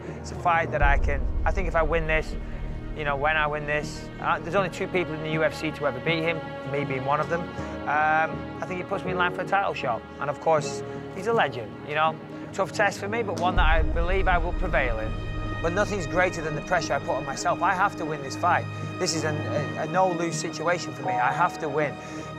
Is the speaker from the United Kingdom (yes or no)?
yes; United Kingdom; back in London. You know, this is my home country and London's the nation's capital.